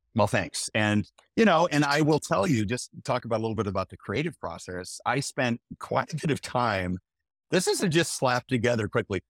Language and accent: English; Omaha, Nebraska, United States; born or raised there